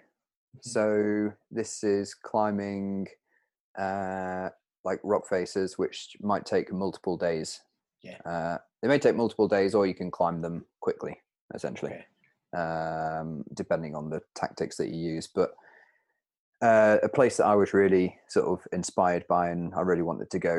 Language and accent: English; Peak District, East Midlands, United Kingdom; I'm from the Peak District, where the rocks are 10 meters high, maybe